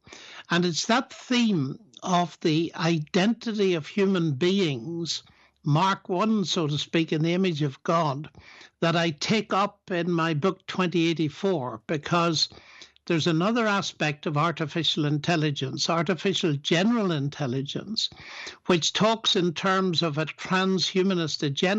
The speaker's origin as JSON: {"language": "English", "region": "Northern Ireland", "country": "United Kingdom", "tie": "born or raised there", "said": "Sure. As you said, Northern Ireland was full of sectarian violence in my t"}